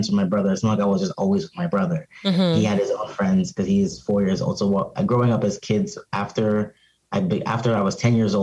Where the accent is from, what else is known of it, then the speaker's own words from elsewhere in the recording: Arizona, United States; also born or lived in Cameroon / Pennsylvania; now in Philadelphia, United States; growing up in Arizona, it's very hot outside.